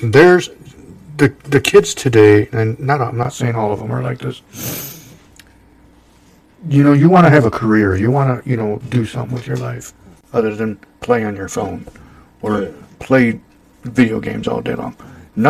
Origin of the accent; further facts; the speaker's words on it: Holland, Michigan, United States; we grew up in Holland